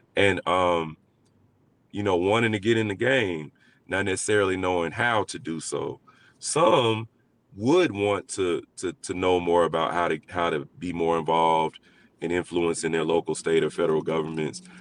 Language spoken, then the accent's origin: English; Montgomery, Alabama, United States; I grew up, I was raised in, in Montgomery, Alabama